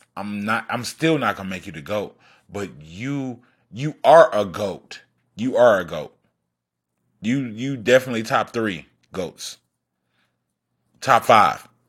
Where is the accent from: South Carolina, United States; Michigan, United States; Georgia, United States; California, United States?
Michigan, United States; Detroit; I'm from Detroit.